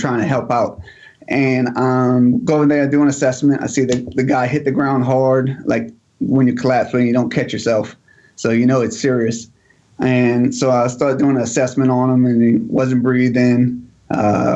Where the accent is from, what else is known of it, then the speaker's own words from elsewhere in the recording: Bridge City, Louisiana, United States; now in Gulfport, United States; I grew up in what we call Metro New Orleans. It's a small town called Bridge City, right by the Hoopalong Bridge